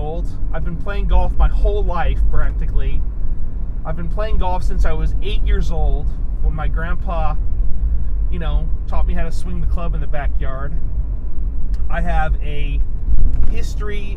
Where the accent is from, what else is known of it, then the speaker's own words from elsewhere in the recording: Sacramento, California, United States; I came from the Sacramento area where, there was golf to be played in Sacramento